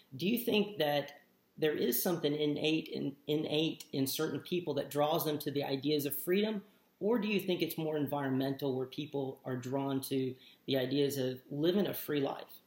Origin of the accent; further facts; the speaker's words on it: United States; we were born and raised in the United States